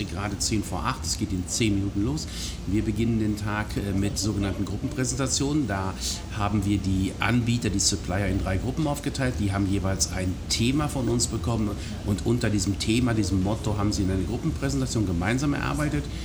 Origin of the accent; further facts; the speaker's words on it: Breckerfeld, North Rhine-Westphalia, Germany; also born or lived in Hagen; Ich bin direkt bei Schalksmühle groß geworden, Nein. und zwar in Breckerfeld